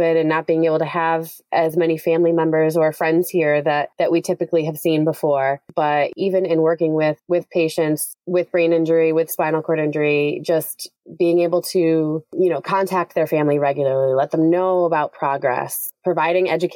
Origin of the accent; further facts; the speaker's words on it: Connecticut, United States; also born or lived in Massachusetts; I grew up in Connecticut